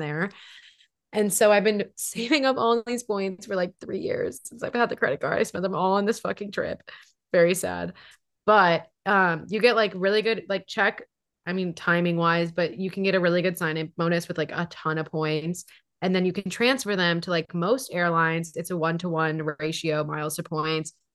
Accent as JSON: {"language": "English", "region": "Hawaii", "country": "United States", "moved": "yes", "lives_now": "Seattle, United States", "said": "We're from Hawaii."}